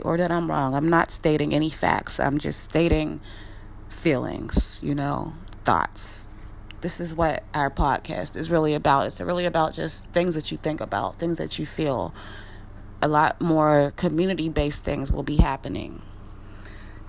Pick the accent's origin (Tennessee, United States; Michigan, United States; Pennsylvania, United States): Pennsylvania, United States; Wilkinsburg; I'm from Wilkinsburg, Pennsylvania. We're not Pittsburgh, we're Wilkinsburg